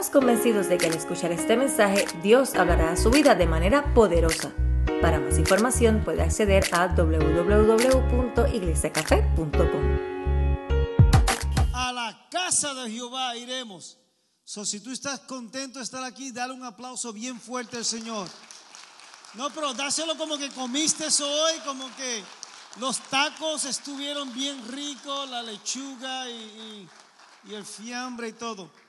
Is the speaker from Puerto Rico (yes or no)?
yes; Bayamón, Puerto Rico; also born or lived in Santurce, San Juan; Soy de Puerto Rico, este, nací en Santurce, literalmente San Juan, ¿verdad? Más o menos pero este, mi familia y también me crié en Bayamón.